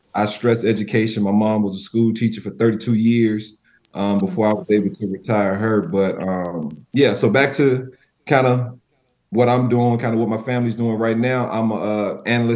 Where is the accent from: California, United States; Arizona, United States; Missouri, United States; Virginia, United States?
Virginia, United States; Virginia Beach; I'm from the Virginia area, kind of that Virginia Beach 757 area of Virginia